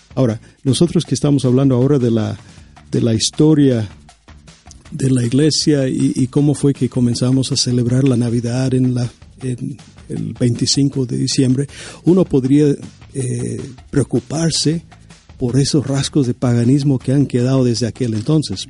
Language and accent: Spanish; United States; yo soy estadounidense